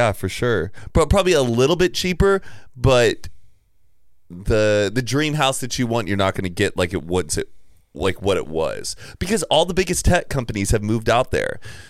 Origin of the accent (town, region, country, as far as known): Dallas, Texas, United States